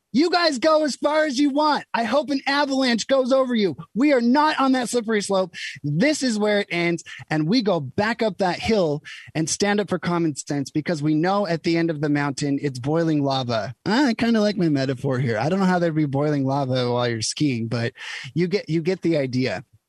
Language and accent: English; United States; I'm just an American